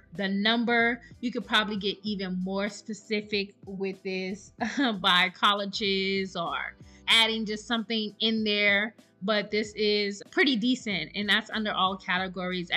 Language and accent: English; South Carolina, United States; now in Texas, United States; I'm from South Carolina